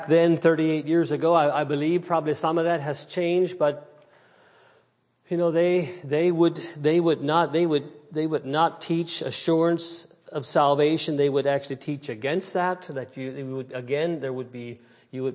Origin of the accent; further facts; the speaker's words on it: New Holland, Pennsylvania, United States; I was raised in New Holland, Pennsylvania, Lancaster County, Pennsylvania, and in a old order Mennonite setting